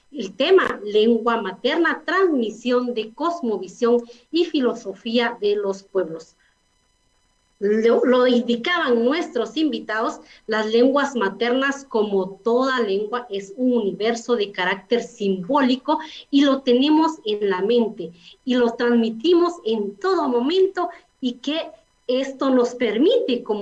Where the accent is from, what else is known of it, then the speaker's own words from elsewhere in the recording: Guatemala; first language K'iche'; Eh, bueno, es la riqueza de nuestro idioma materno. En mi caso, mi idioma es el quiché.